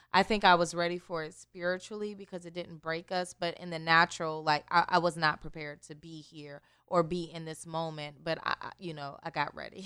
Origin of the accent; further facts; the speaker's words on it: Newport News, Virginia, United States; moved away as an adult; also born or lived in North Carolina; now in South Carolina, United States; growing up in Newport News, uh, i, is a very urban area